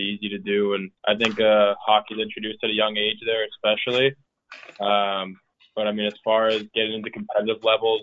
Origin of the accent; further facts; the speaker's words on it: Alaska, United States; moved away; also born or lived in Maine; originally my home state, the Alaska Aces